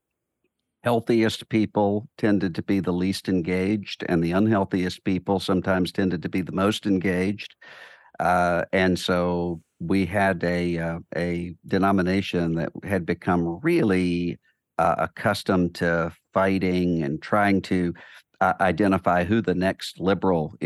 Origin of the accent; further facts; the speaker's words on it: Biloxi, Mississippi, United States; I grew up in Biloxi, Mississippi, in a Southern Baptist church in a family